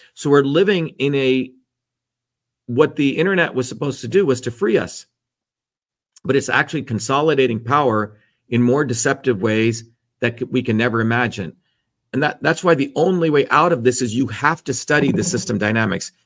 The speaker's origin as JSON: {"language": "English", "region": "New Jersey", "country": "United States", "tie": "born or raised there", "moved": "yes", "said": "the working class people I grew up in New Jersey who were immigrants"}